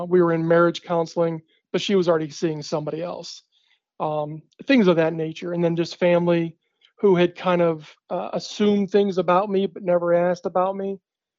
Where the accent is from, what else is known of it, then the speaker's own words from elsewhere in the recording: Húsavík, Northeastern Region, Iceland; I had seen a video of her, my hometown, Husavik, my hometown, in the studio